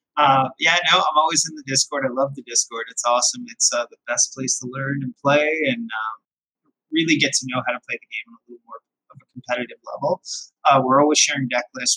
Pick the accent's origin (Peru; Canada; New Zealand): Canada; also born or lived in Amherstburg, Ontario; I live in Amherstburg, Ontario, which is right near Detroit, near Michigan. So I'm a Canadian player.